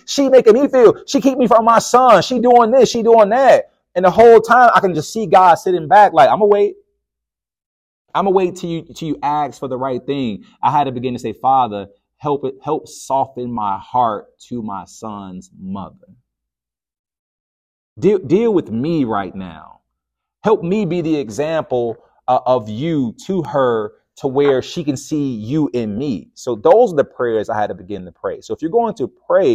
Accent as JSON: {"language": "English", "town": "Chicago", "region": "Illinois", "country": "United States", "said": "I'm from the South Side of Chicago"}